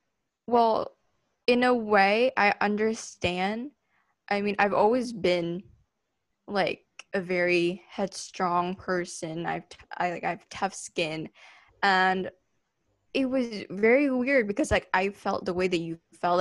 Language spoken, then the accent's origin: English; Surabaya, East Java, Indonesia; moved away as an adult; now in Seattle, United States; growing up in Surabaya, everybody knew who I was.